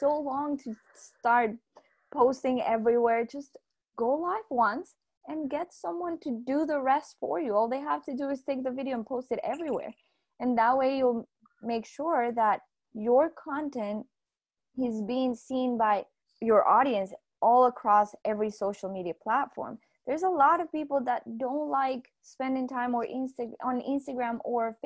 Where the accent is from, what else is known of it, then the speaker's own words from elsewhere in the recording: Colombia; I'm from Colombia